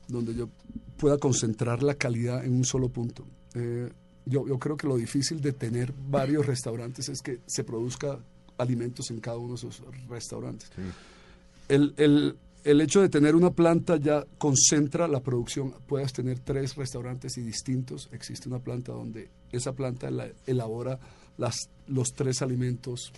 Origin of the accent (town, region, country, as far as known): Bogotá, Colombia; born or raised there; also born or lived in Medellín / New York